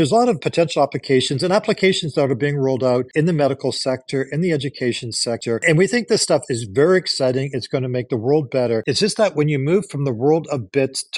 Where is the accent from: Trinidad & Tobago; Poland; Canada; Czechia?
Canada; also born or lived in Japan; now in United States; I am Canadian